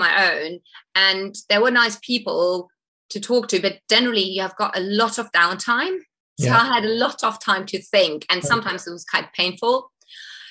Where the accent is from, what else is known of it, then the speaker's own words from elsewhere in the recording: Munich, Bavaria, Germany; moved away as an adult; my hometown of Munich